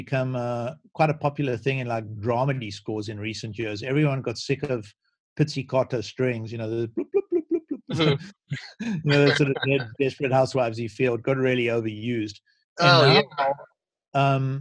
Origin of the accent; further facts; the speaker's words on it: South Africa; moved away as an adult; now in United States; growing up in South Africa